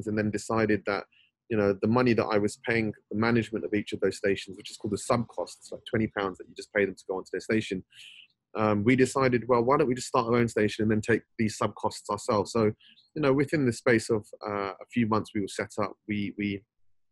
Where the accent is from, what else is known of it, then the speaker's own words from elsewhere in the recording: London, United Kingdom; I was born and raised in Northwest London, and you know, spent all of my days growing up there